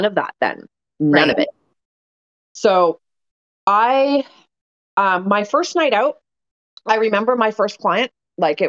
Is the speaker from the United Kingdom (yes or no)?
no; Winnipeg, Manitoba, Canada; I came from Windsor Park. I came from a fucking suburb of Winnipeg.